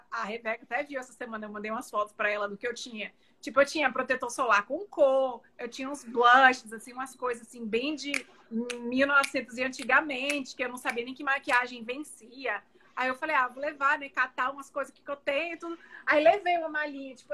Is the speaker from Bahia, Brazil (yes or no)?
yes; Salvador, Bahia, Brazil; now in United States; Eu sou baiana de Salvador, Bahia. Moro nos Estados Unidos há 17 anos.